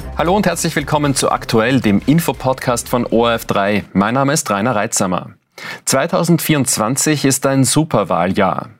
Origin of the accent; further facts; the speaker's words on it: Austria; bei uns in Österreich